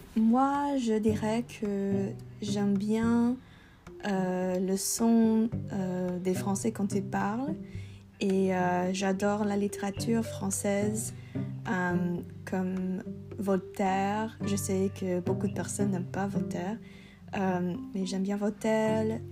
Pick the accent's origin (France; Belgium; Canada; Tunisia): Canada; Vancouver, British Columbia; French is a second language; je viens de Vancouver, Canada